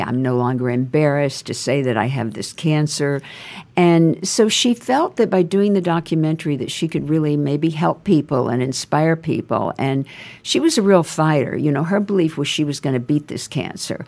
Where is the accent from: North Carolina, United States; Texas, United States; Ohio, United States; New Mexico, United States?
Texas, United States; Nacogdoches; moved away as an adult; also born or lived in California / Houston, Texas / New York; I was raised there. I was raised in Nacogdoches and moved to Houston when I was older